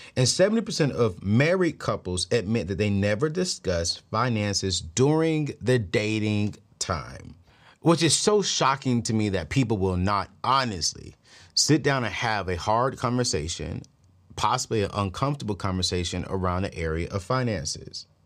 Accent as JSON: {"language": "English", "region": "DMV area", "country": "United States", "tie": "born or raised there", "said": "my hometown where I live at right now, the D M V area"}